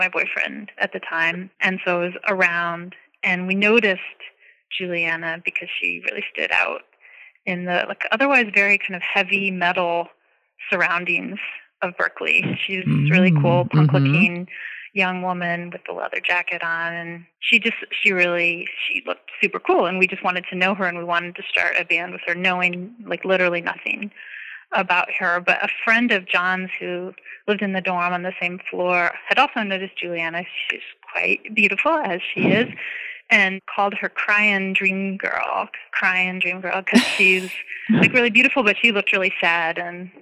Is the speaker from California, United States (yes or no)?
no; Bloomington, Indiana, United States; moved away as an adult; also born or lived in Boston; when I was still living in my hometown of Bloomington, Indiana